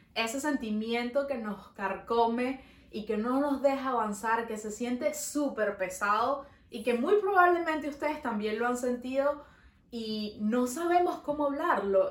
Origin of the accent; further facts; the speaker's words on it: Venezuela; now in Montreal, Canada; Nosotros somos dos amigas venezolanas viviendo en Montreal.